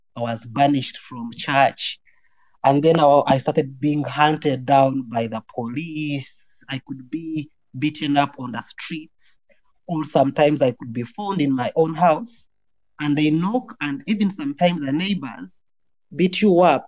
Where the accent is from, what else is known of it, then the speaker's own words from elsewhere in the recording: Uganda; moved away as an adult; also born or lived in Kenya; now in Sweden; I am born in Uganda, born and raised in Uganda